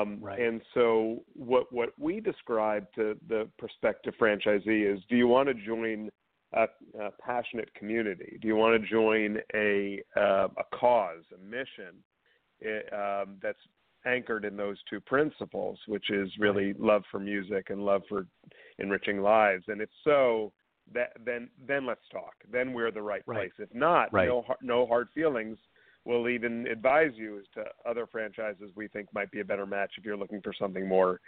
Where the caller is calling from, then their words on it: Canton, Massachusetts, United States; I'm calling from our global headquarters in Canton, Massachusetts.